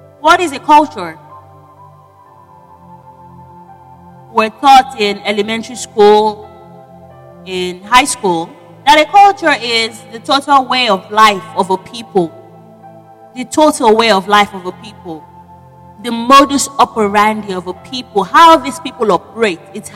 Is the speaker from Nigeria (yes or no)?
yes; Nigeria; moved away; I am a Nigerian, but I'm not currently in Nigeria